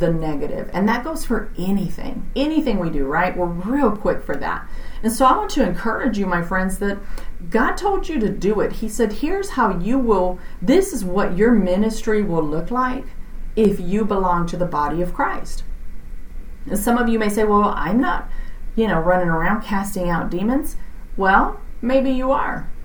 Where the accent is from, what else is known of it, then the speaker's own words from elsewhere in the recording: Texas, United States; I'm from Texas, so I say y'all.